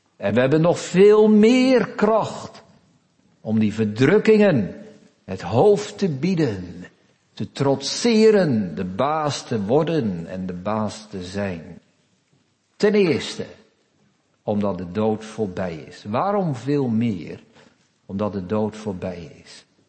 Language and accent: Dutch; Netherlands; we zijn Nederlanders van vandaag de dag